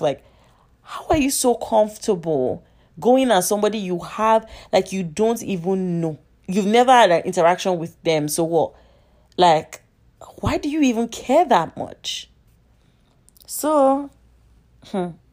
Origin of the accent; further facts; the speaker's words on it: Nigeria; I'm Nigerian